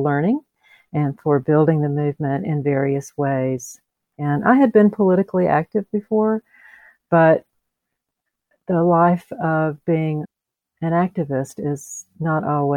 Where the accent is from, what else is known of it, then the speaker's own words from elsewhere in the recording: Columbus, Georgia, United States; also born or lived in metro Atlanta; So I am a native Georgian, which is these days a little unusual in the metro Atlanta area. I grew up in Columbus.